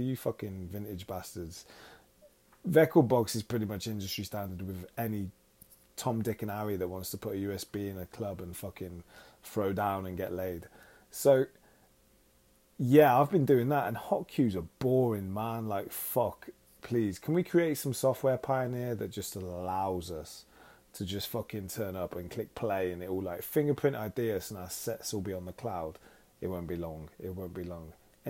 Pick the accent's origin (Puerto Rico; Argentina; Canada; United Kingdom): United Kingdom; now in Los Angeles, United States; you can understand my weird accent, because, well, I'm from all over the place, really, but I'm from the United Kingdom.